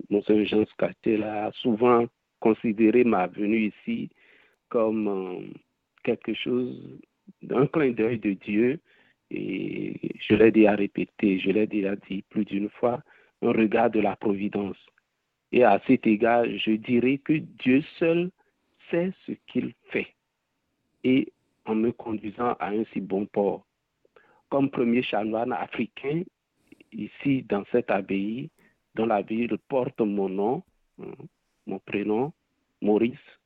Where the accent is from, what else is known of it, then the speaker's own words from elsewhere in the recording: Benin; Je viens de la République du Bénin, en Afrique de l'Ouest, et je suis d'une fratrie de 12 enfants.